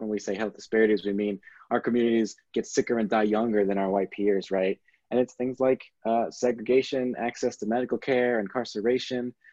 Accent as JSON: {"language": "English", "town": "San Antonio", "region": "Texas", "country": "United States", "tie": "born or raised there", "moved": "as an adult", "lives_now": "Michigan, United States", "said": "I'm originally from Texas. My mother was born in Mexico. Most of my family is either in Mexico or in Texas or now in Michigan. Um, so I have experience living in a largely Latino community in the South uh, for my first 18 years of my life"}